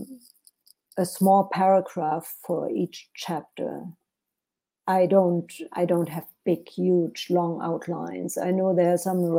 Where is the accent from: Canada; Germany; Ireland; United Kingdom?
Germany; English is a second language; moved away as an adult; also born or lived in Europe; now in United States; English is actually my second language, because I was born in Germany and lived in Europe for many years before I came to the United States.